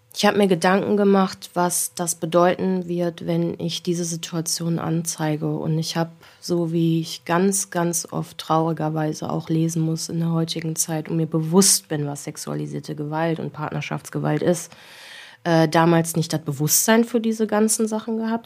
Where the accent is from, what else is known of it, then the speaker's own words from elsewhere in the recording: Wesel, North Rhine-Westphalia, Germany; bei uns in Wesel